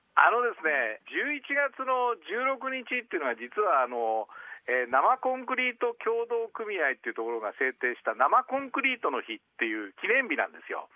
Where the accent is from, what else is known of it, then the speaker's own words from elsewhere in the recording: Tokyo, Japan; 今の東京北区が地元なんですけども